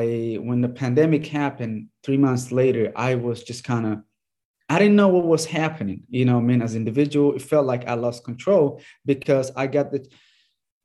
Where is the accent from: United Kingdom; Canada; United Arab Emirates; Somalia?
Somalia; moved away as an adult; now in United States; I grew up in Somalia so that's where I started playing.